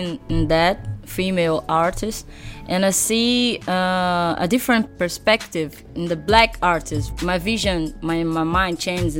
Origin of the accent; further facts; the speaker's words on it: Rio de Janeiro, Brazil; also born or lived in São Paulo; I'm from the North Zone, a neighborhood called Anchieta, and from a favela called Complexo do Chapadão.